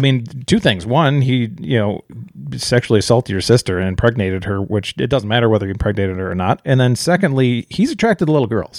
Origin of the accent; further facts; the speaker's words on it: near Chicago, Illinois, United States; we grew up near Chicago